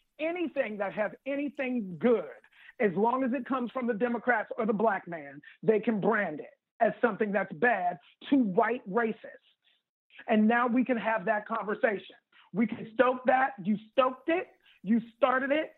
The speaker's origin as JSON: {"language": "English", "town": "Pittsburgh", "region": "Pennsylvania", "country": "United States", "said": "I'm from Pittsburgh."}